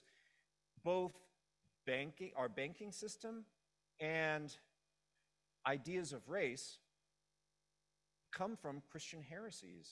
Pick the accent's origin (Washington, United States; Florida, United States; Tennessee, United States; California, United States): California, United States; Los Angeles; I grew up in Los Angeles.